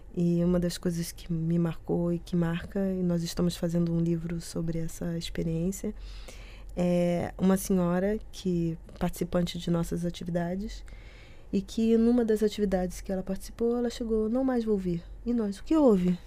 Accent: Rio de Janeiro, Brazil; moved away as an adult; now in Porto, Portugal; Eu sou do Rio de Janeiro

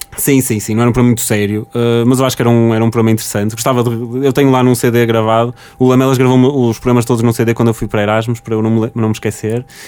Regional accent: Porto, Norte, Portugal; sou do Porto

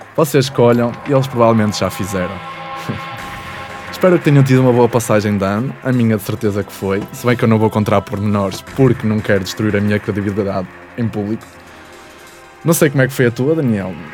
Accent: Vila Nova de Gaia, Porto District, Portugal; sou de Gaia

